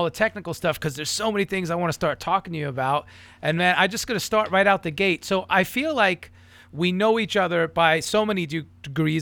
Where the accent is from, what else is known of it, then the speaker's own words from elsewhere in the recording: New York, United States; moved away; I'm from New York originally.